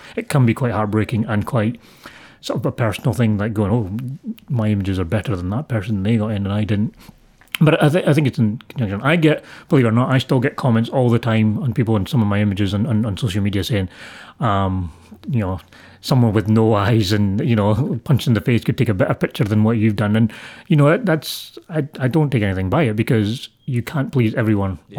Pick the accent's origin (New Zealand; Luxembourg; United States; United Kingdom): United Kingdom; Scotland; I'm Scottish. I was born here. Everything I know is this